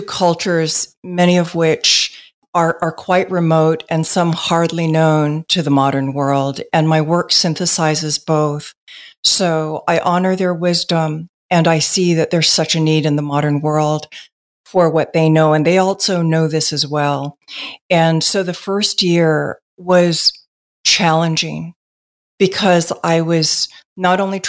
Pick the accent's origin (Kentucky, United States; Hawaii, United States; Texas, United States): Hawaii, United States; Native Hawaiian, United States; I am Native Hawaiian and was raised by Native elders